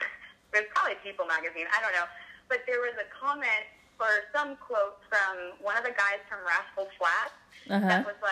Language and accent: English; Massachusetts, United States; moved away as an adult; now in Nashville, United States; I grew up in Massachusetts, spent most of my life there, and then moved to Nashville when I was 18 to go to Belmont University, and never left.